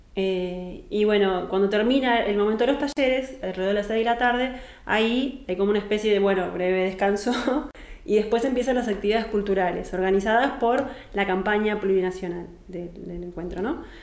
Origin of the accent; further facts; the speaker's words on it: Argentina; soy argentina